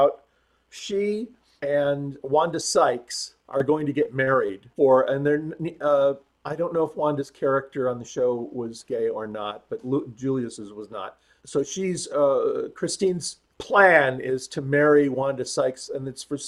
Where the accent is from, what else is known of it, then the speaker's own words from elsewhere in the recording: Phoenix, Arizona, United States; moved away; also born or lived in Hollywood; I grew up in Phoenix, Arizona, and ended up in Hollywood.